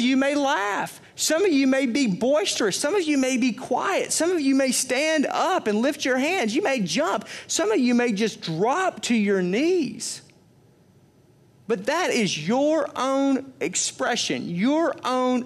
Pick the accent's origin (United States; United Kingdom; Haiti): United States; Arkansas; moved away; where I was raised in Arkansas